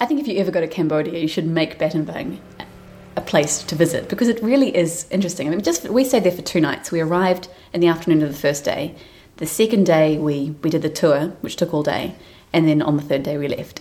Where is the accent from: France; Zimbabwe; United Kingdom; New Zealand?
New Zealand; we're from New Zealand, which is quite a big wine producing nation and we, we enjoy the wine that our country produces